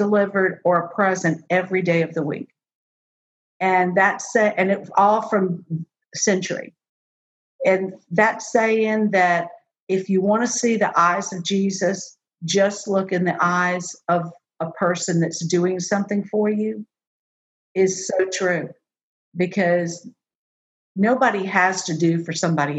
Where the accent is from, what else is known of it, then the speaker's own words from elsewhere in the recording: New Orleans, Louisiana, United States; moved away; I am from New Orleans. You can take the New Orleans girl away from New Orleans, but you can't take New Orleans out of the girl.